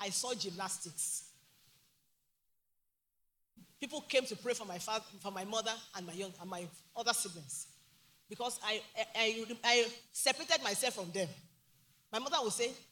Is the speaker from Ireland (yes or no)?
no; Ogbomosho, Oyo, Nigeria; I'm from Ogumoshi, the great city.